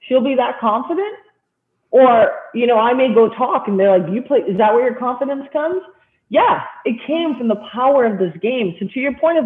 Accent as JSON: {"language": "English", "country": "Canada", "said": "I'm Canadian"}